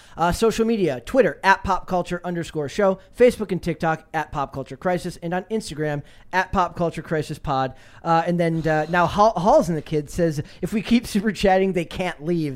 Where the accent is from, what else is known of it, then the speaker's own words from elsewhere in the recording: Minnesota, United States; I'm from Minnesota